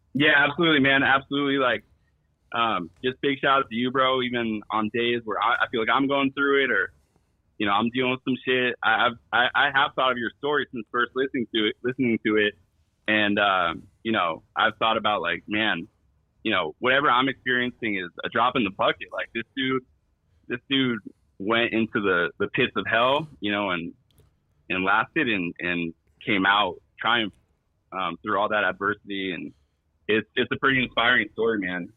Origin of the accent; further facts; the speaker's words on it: East Bay, California, United States; I'm from the East Bay